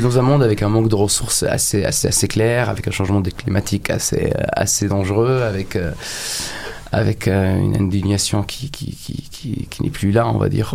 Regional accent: Egypt; moved away as an adult; now in France; j'ai grandi en Égypte et je me suis construit en France.

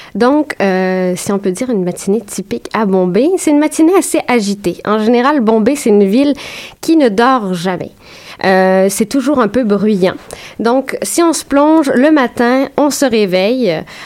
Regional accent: Saint-Jérôme, Quebec, Canada; j'ai grandi à Saint-Jérôme, petite ville à 45 minutes de Montréal, francophone.

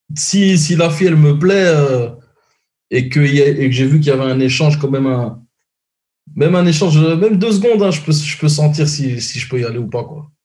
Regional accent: Brussels, Brussels-Capital Region, Belgium; now in Montreal, Canada; moi, je suis de Bruxelles

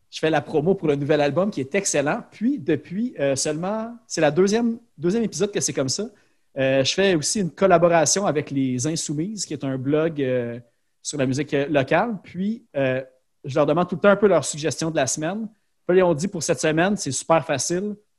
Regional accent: Laval, Quebec, Canada; je viens de Sainte-Dorothée à Laval

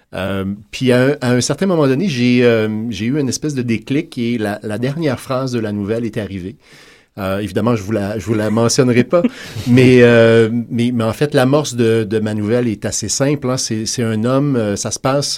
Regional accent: Quebec, Canada; on est des Québécois, mais on est également des gens qui habitent en Amérique

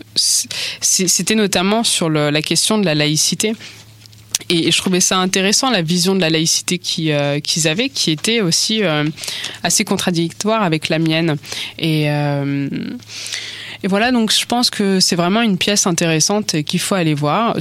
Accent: France; en tant que française, personne qui est née en fait en France, qui a grandi en, en France

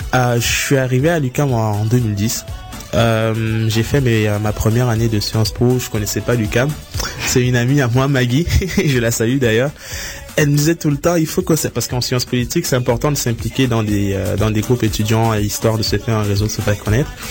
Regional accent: Cameroon; moved away; j'ai grandi au Cameroun

